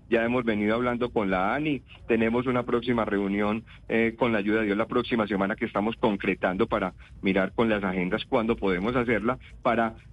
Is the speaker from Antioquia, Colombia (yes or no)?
yes; Antioquia, Colombia; nosotros somos colombianos. Nosotros colombianos, no, tenemos un país total diferente para nada. Nosotros somos, Antioquia pertenece a Colombia